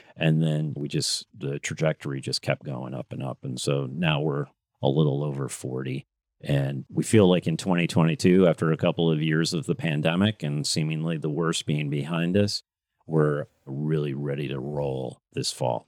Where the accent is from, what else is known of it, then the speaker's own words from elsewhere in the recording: Grand Rapids, Michigan, United States; moved away as an adult; also born or lived in Midland, Michigan / Chicago; I grew up mostly in Grand Rapids. I also grew up in, in Midland, but first part of my life was in Grand Rapids, Michigan